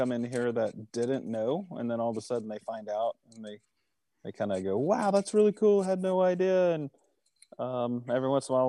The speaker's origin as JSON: {"language": "English", "region": "Oklahoma", "country": "United States", "also_born_or_lived": "Los Angeles", "said": "I'm from Oklahoma and moved out there somewhere close to 95-ish."}